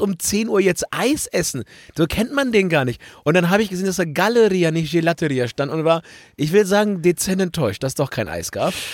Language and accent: German; Germany; bei uns in Deutschland